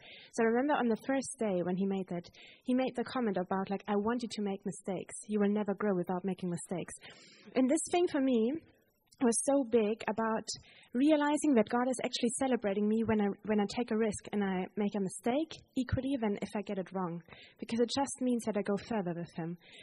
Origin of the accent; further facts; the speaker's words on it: Germany; moved away; I'm from Germany